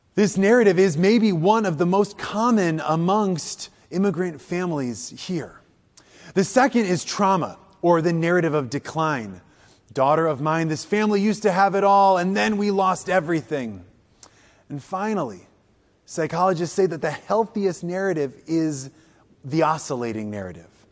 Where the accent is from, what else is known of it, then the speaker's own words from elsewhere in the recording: Wisconsin, United States; also born or lived in Illinois; I come from Wisconsin. Even though I was born in Illinois, I lived there for a while. I come from Wisconsin.